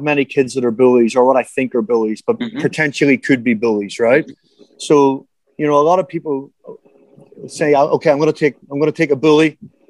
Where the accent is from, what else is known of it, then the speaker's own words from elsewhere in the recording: Ireland; now in Thailand; you growing up in South Africa, me growing up in Ireland, we used to pick a ball for 3 hours a day.